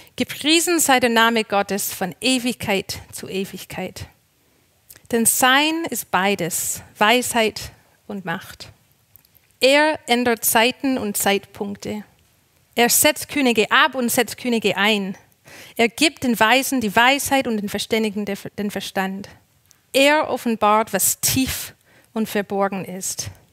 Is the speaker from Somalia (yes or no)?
no; Canada; moved away as an adult; now in Germany; Ich bin ja Kanadierin und bin vor neun Jahren nach Deutschland gezogen